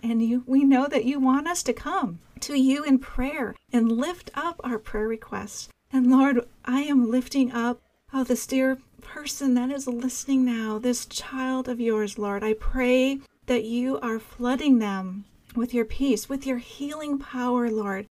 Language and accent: English; Minnesota, United States; my home state of Minnesota.